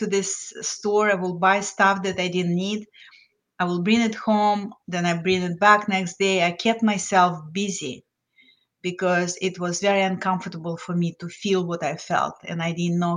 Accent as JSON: {"language": "English", "country": "Lithuania", "also_born_or_lived": "New Jersey, United States / South of France", "second_language": "English", "moved": "as an adult", "lives_now": "Florida, United States", "said": "I came to the United States as an immigrant from Lithuania. So I was well-educated, had master's degree in physics, but I didn't speak English"}